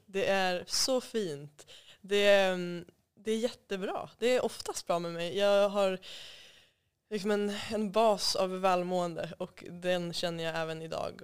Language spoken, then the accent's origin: Swedish; Umeå, Västerbotten County, Sweden; jag kommer ifrån Umeå och eh, är född och uppvuxen där